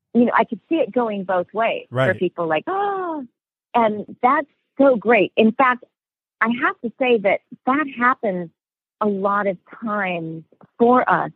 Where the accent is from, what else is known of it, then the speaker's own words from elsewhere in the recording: Los Angeles, California, United States; also born or lived in Iowa; one of the very first homes that I grew up in California. It's off of Topanga Canyon and in a place called Woodland Hills. And I grew up in this home.